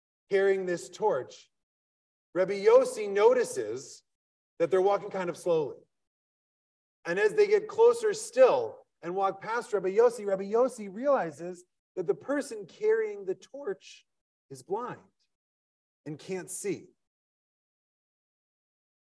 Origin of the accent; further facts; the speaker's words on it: Wisconsin, United States; I'm from Wisconsin